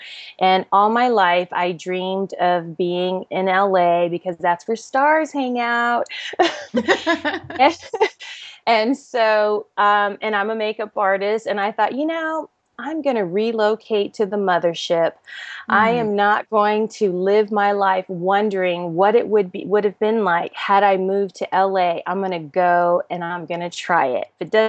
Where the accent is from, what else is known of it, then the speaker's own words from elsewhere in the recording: Germany; I was born and raised in Germany. My father was a military officer, an army officer. And so I grew up most of my life in Europe.